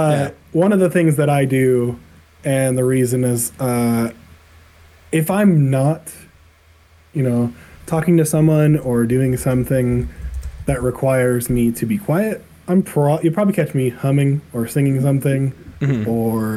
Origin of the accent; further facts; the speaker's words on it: Utah, United States; also born or lived in New York / Colorado; I was born in New York. Oh, didn't know that. Know nothing about New York because I was only working for 2 years. So, yeah. Utah most of my life, but Colorado as well.